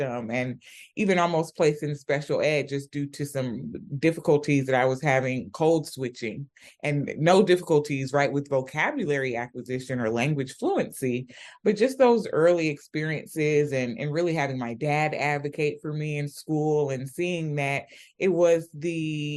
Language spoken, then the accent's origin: English; Atlanta, Georgia, United States; also born or lived in Sierra Leone; I was born and raised in Atlanta, Georgia, and I traveled back and forth from Sierra Leone as a child.